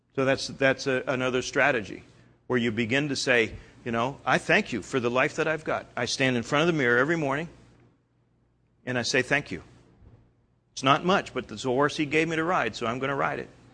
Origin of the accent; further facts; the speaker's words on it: Canada; I'm Canadian